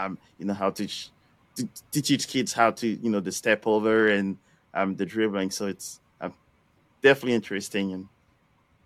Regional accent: France; moved away as an adult; now in St. Louis, United States; born and raised in France. I've moved to St. Louis in about, we'll say 20 years or so.

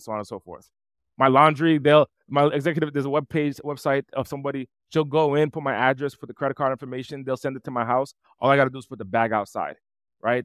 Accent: East Coast, United States; I'm from the East Coast, and I, I'm from a, an impoverished city

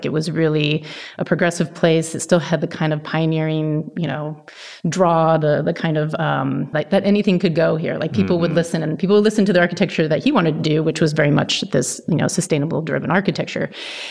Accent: Pacific Northwest, United States; just by growing up in the Northwest.

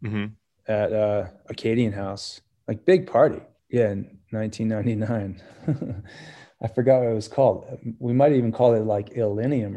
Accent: New Jersey, United States; now in Jackson Hole, United States; We're from New Jersey and we went to school together

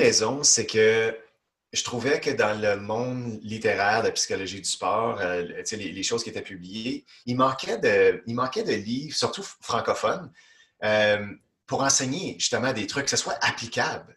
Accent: Ontario, Canada; moved away as an adult; now in Quebec, Canada; J'habite au Québec depuis des années, mais originalement, moi, je viens d'Ontario, puis je suis fièrement québécois depuis plus d'une douzaine d'années

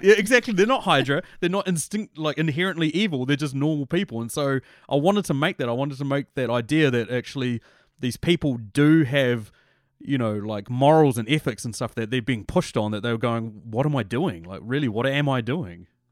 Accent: New Zealand; I'm from New Zealand

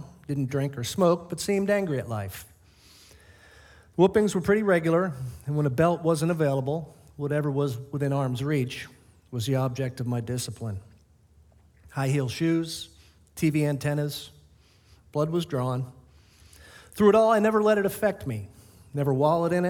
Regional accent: Boston, Massachusetts, United States; Born in the South, as you can tell by my accent, South Boston

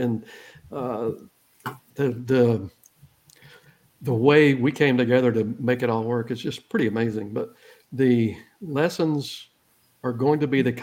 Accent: Georgia, United States; moved away as an adult; now in Texas, United States; I'm an old Georgia redneck. I live in Texas half for 33 years now, but I'm originally from Georgia, and I'm proudly a redneck.

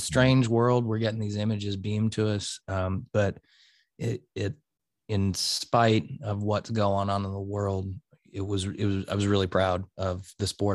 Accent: United States; I'm an American

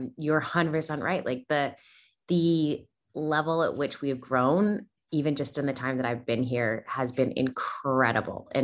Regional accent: Canada; moved away as an adult; now in Australia; You may notice that I don't sound Australian. I'm originally from Canada. I moved to Australia about 7 years ago.

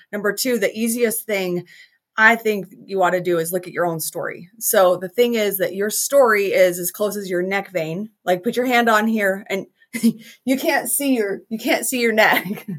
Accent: Salt Lake City, Utah, United States; I am from Salt Lake City, Utah

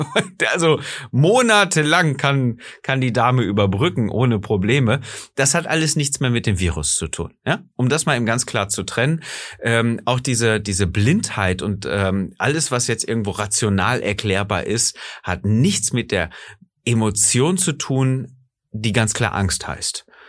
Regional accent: Germany; bei uns in Deutschland

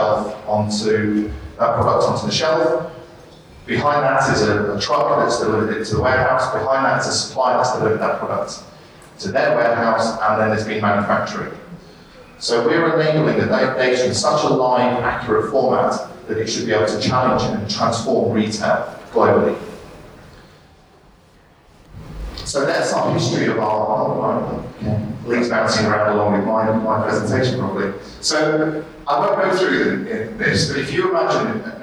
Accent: Sheffield, Yorkshire and the Humber, United Kingdom; moved away as an adult; So I was born in Sheffield in 1974

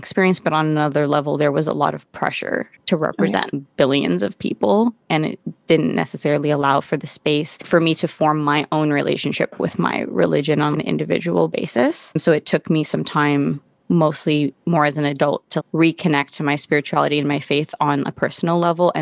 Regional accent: Santa Barbara, California, United States; moved away as an adult; now in Los Angeles, United States; I grew up in Santa Barbara

